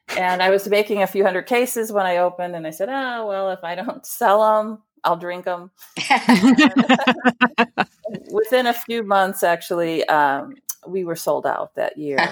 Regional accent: Chicago, Illinois, United States; I'm a Chicagoan. Uh, I was raised in a blue-collar family

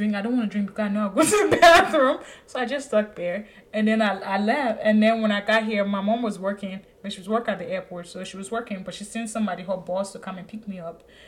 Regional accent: Liberia; also born or lived in Côte d'Ivoire; now in United States; Liberia, you know, even though I was born in Cote d'Ivoire, but my parents are from Liberia, so this is where I was

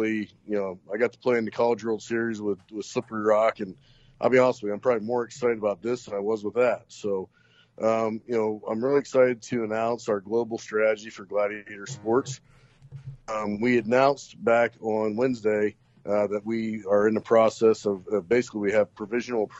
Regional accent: Knox, Pennsylvania, United States; moved away; my hometown of Knox and also Northwestern Pennsylvania

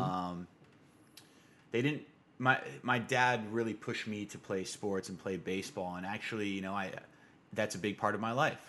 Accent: Tucson, Arizona, United States; growing up, you know, grew up in Arizona, and it's hot. It's, Tucson, Arizona in particular, it's hot where I come from

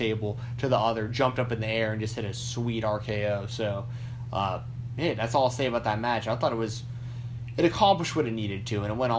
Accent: Georgia, United States; also born or lived in Statesboro, Georgia; I'm from Georgia. I went to college in Statesboro, Georgia, in the south of the south.

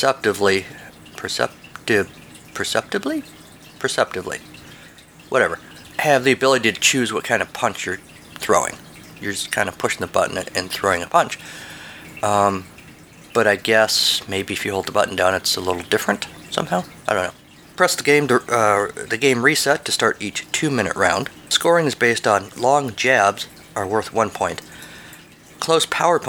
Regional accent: United States; as an American

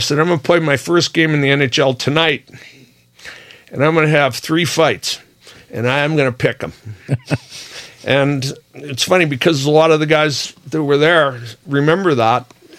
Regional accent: Boston, Massachusetts, United States; also born or lived in Russia; And I'm from Dorchester.

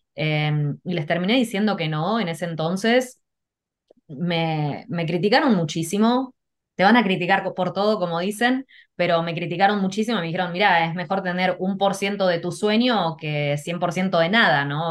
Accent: Argentina; moved away; also born or lived in Canada / Mexico / California; yo lo que recuerdo de chica, bueno, mis papás en Argentina íbamos a la iglesia

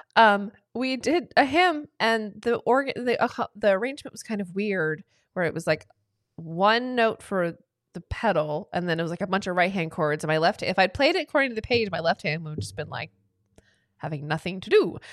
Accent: Atlanta, Georgia, United States; moved away as an adult; also born or lived in Cleveland; I was born and raised in Atlanta, Georgia, and then left to go to Cleveland for college

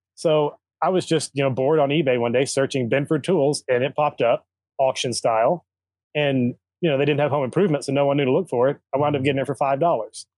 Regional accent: Arkansas, United States; moved away; also born or lived in Kentucky; I grew up in Arkansas, lived in Kentucky for ten years

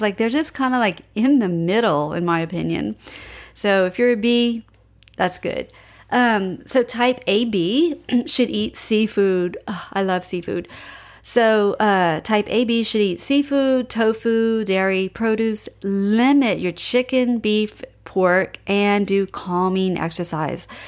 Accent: Cajun, Louisiana, United States; I'm Cajun

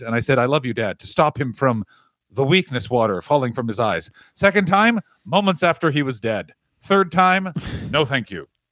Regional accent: Ottawa, Ontario, Canada; my hometown, the capital of Canada

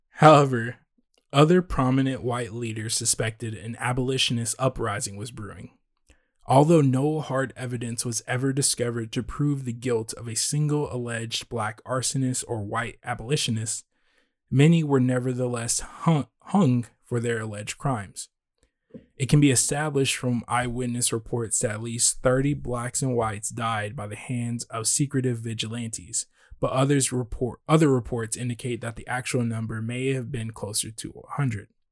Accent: Texas, United States; we're from Texas

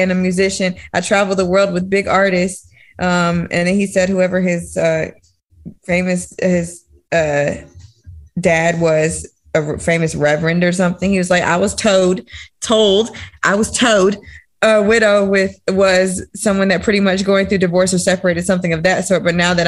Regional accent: Durham, North Carolina, United States; I'm from Durham myself

